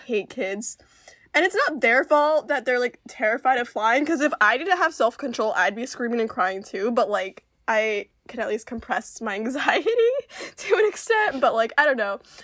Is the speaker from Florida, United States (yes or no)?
yes; Central Florida, United States; born or raised there; also born or lived in Peru